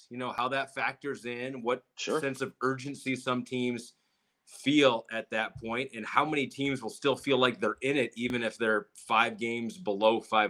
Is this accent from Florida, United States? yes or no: no; Michigan, United States; growing up in Michigan.